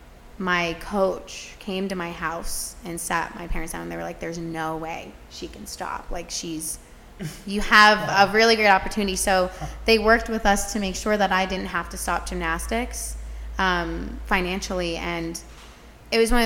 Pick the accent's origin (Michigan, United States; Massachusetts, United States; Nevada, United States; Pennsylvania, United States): Pennsylvania, United States; Gilbertsville; I'm originally from Gilbertsville, Pennsylvania. That's about 40 minutes west of Philadelphia